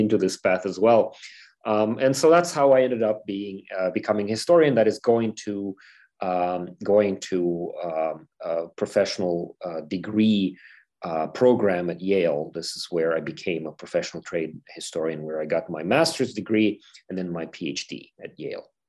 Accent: Ukraine; moved away; I'm from Ukraine

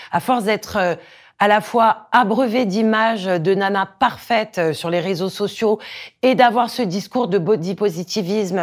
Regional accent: Corsica, France; J'ai grandi en Corse

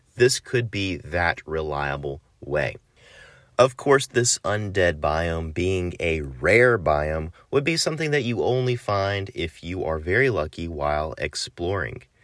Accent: United States; I'm American

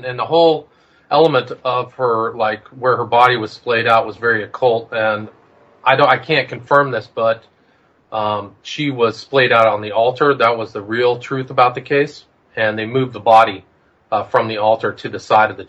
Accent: Palo Alto, California, United States; You know, I grew up in Palo Alto, so I was familiar with that whole situation, the rumors.

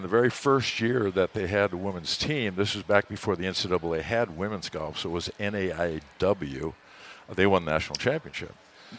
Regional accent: Burnsville, Minnesota, United States; also born or lived in Tulsa, Oklahoma / Norman, Oklahoma; I grew up here in Minnesota, Burnsville graduate.

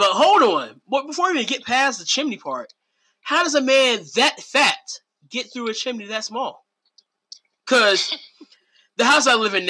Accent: Portsmouth, Virginia, United States; I grew up in Portsmouth, Catalan Manor.

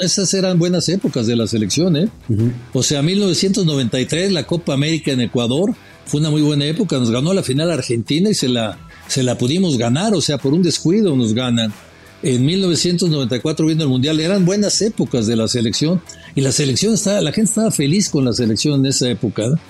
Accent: Mexico; me preguntó que de dónde era. Le dije, de México

